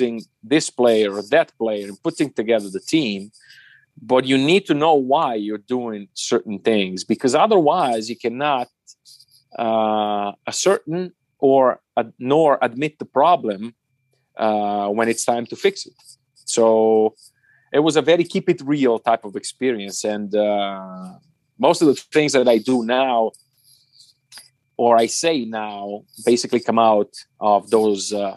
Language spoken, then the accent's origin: English; Italy; English is a second language; moved away as an adult; also born or lived in Germany; now in Munich, Germany; my home country